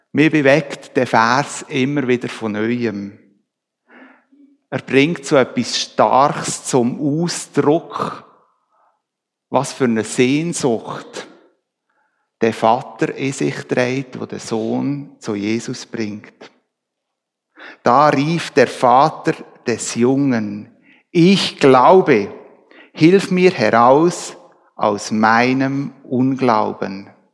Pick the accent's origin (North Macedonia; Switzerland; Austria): Switzerland; Wir Schweizer